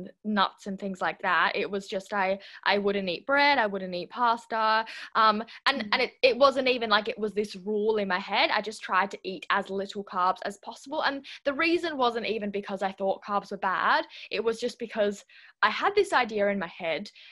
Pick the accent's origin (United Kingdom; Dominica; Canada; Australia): Australia; southwest of Western Australia; also born or lived in Switzerland; I live in the southwest of Western Australia, but I am originally Swiss, and I was born in Switzerland. We moved to Australia when I was 6 years old, and yeah, I've been living here ever since.